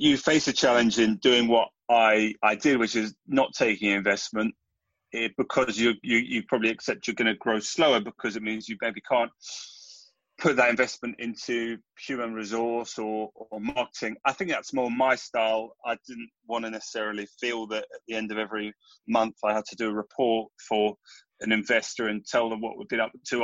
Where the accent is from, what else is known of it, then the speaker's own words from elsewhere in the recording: London, United Kingdom; we grew up in North London